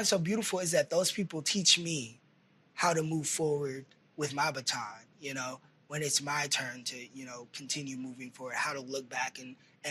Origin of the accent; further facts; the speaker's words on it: Texas, United States; I grew up in Texas